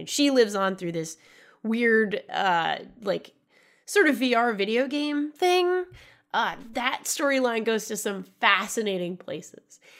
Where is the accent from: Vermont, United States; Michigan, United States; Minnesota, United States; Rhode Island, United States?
Rhode Island, United States; I'm from Rhode Island, of course.